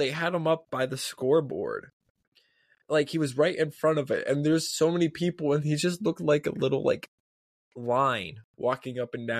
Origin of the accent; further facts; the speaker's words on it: Pittsburgh, Pennsylvania, United States; we're all from Pittsburgh.